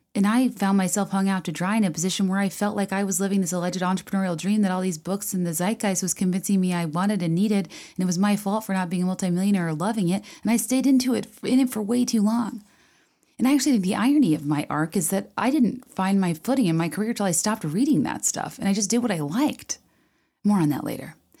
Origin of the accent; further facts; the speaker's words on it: Virginia, United States; I grew up in Virginia